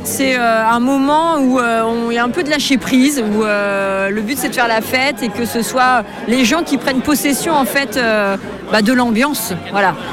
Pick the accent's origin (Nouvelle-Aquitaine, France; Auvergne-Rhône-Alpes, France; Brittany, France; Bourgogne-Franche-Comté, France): Brittany, France; Brest; je suis de Brest, euh, bah, je suis de Kérusquin